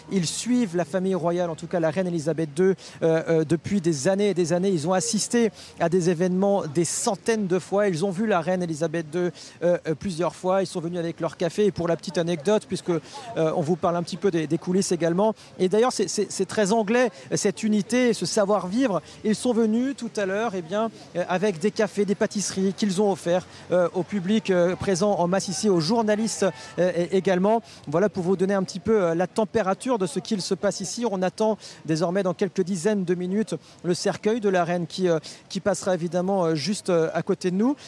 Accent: France; nous en tant que Français

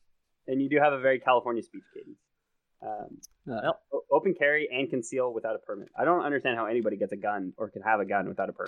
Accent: Canada; I spent a few winters in Florida. So I was like, I think, as a Canadian

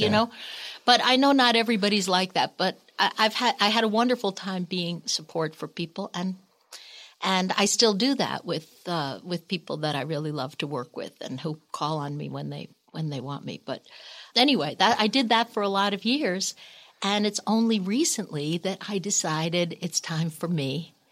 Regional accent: Northeast, United States; Oh, Lord. And we're from the Northeast.

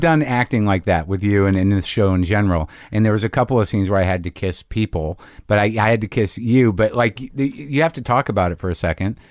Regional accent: Albuquerque, New Mexico, United States; moved away as an adult; also born or lived in Boston; Albuquerque, Highland High

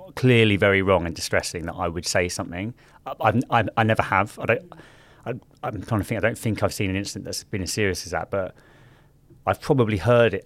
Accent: London, United Kingdom; growing up in South London in like the early um, 2000s

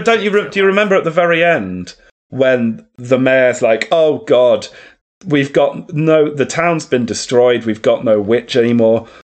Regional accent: Ireland; Check out my streams. I'm Irish.

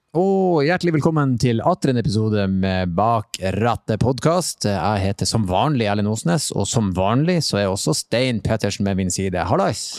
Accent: Bodø, Nordland, Norway; now in Oslo, Norway; jeg er jo fra Bodø, som en, eh, si, en liten storby, men fremdeles litt bygda

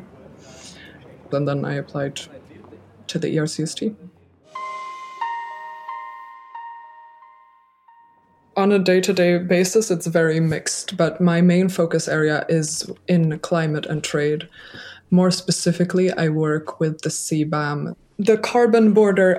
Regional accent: a small suburb outside of Stockholm, Stockholm County, Sweden; now in Brussels, Belgium; I'm from Sweden, but with a Dutch mother as well. So I grew up in a small suburb outside of Stockholm in the nature

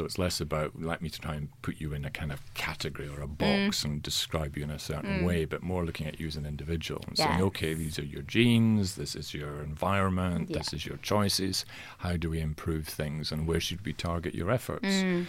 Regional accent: Scotland, United Kingdom; I'm Scottish in origin, and in Scotland, many men consider it their birthright to die of heart problems.

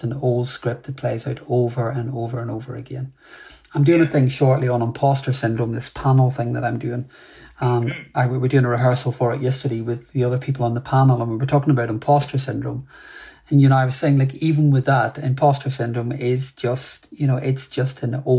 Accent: Ireland; And look, I'm an Irish man, so, you know, I talk a lot.

